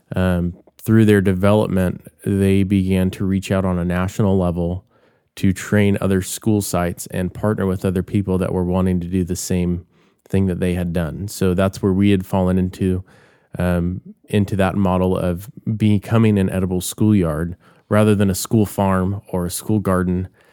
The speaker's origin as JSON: {"language": "English", "town": "Bakersfield", "region": "California", "country": "United States", "tie": "born or raised there", "said": "I grew up in Bakersfield"}